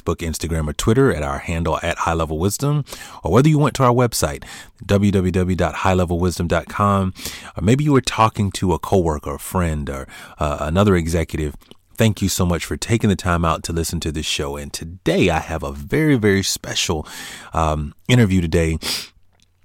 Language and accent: English; Gainesville, Florida, United States; I grew up in Gainesville, Florida